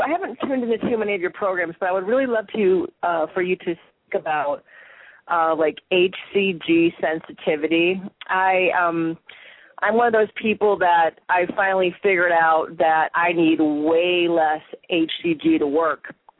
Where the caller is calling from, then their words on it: Long Beach, California, United States; I'm calling from Long Beach, California.